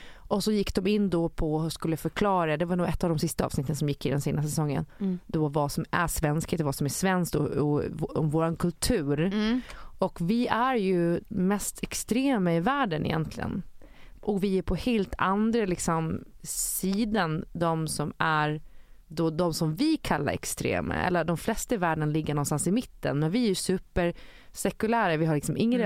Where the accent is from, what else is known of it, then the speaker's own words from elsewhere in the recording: Gotland, Sweden; eftersom jag är från Gotland och bor där på sommaren